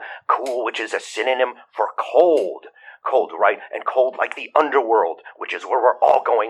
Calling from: Atlanta, Idaho, United States; from Atlanta, Idaho.

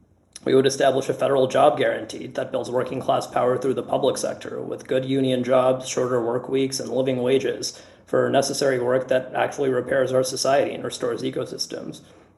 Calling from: Washington, District of Columbia, United States; I'm on DSA's Green New Deal campaign committee, and I'm calling from Washington, D.C. on Piscataway land.

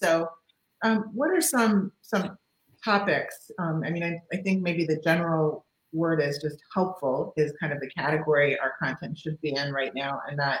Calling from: Celebration, Florida, United States; because I'm coming from Celebration, Florida, and you are in Canada.

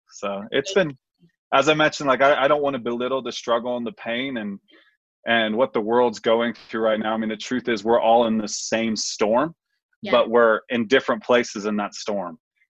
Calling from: Colorado Springs, Colorado, United States; I'm here in beautiful Colorado Springs, Colorado.

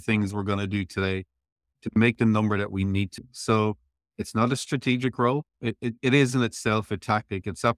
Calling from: Tralee, Munster, Ireland; I'm talking to you from Tralee, Kerry, Ireland in the Southwest.

